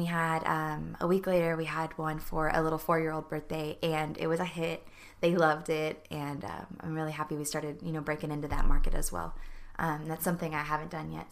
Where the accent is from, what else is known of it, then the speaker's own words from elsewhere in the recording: New Braunfels, Texas, United States; also born or lived in Norman, Oklahoma (family); now in College Station, United States; I was born in Texas